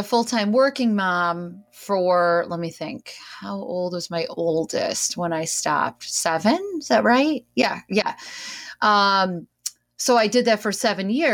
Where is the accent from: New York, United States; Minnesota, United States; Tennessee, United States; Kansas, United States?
New York, United States; New Hartford; from upstate New York, like myself. I'm from New Hartford.